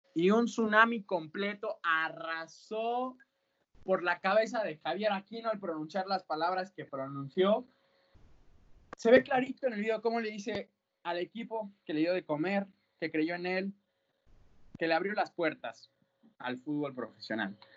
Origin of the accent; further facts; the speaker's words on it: Mexico; nuestro paisano, el señor del Vasco Aguirre